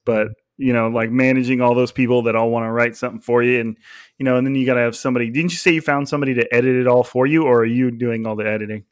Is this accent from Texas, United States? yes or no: no; California, United States; I was like the California kid